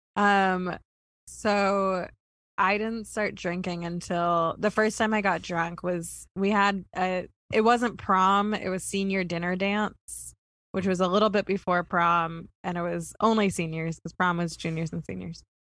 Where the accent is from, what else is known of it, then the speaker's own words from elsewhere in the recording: Kentucky, United States; none of the schools in my in my hometown had a pool.